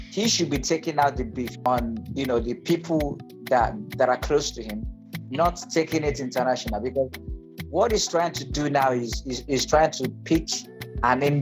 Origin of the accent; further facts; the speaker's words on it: Nigeria; now in Ghana; I'm a Nigerian. I was in Nigeria before I moved to Ghana.